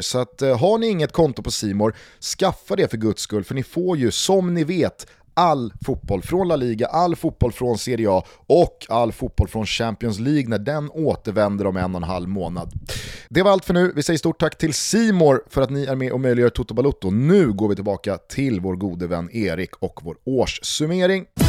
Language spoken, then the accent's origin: Swedish; Sweden; för mig alltså som svensk